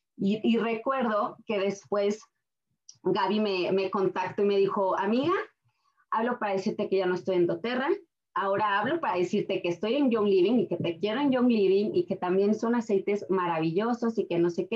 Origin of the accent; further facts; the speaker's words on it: Aguascalientes, Mexico; moved away as an adult; now in Colorado, United States; Soy de Aguascalientes, México. Tengo nueve años en Estados Unidos